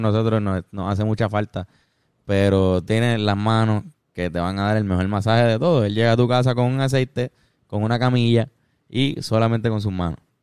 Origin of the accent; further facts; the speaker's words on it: Puerto Rico; nuestra posición o situación política como puertorriqueño